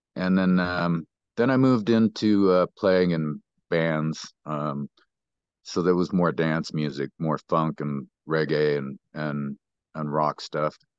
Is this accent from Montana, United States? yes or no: yes; Great Falls, Montana, United States; moved away as an adult; also born or lived in Billings, Montana; now in Colorado, United States; He ended up buying a house out by Ulm. And, uh, that's where I spent, um, most of my youth.